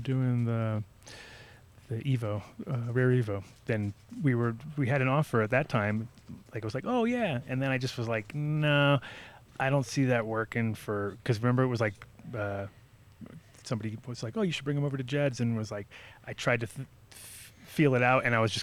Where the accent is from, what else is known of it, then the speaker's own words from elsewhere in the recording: Rhode Island, United States; I grew up in Rhode Island, so it's kind of similar too with. That was my high school years